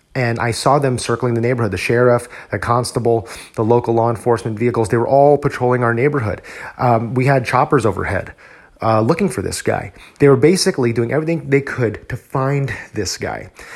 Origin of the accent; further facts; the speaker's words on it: New Jersey, United States; moved away as an adult; now in Texas, United States; before I moved here to Texas, I was studying for my civil service exam in my home state of New Jersey